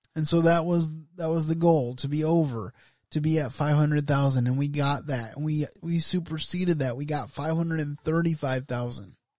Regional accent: United States

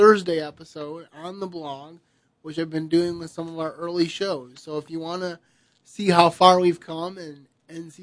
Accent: United States; I'm glad that I have the opportunity to live in this country

